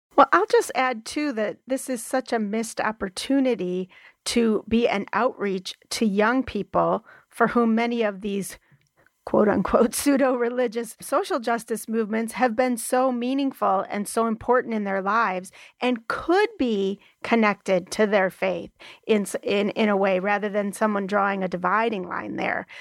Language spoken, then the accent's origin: English; Wisconsin, United States; Madison, Wisconsin, which is in my home state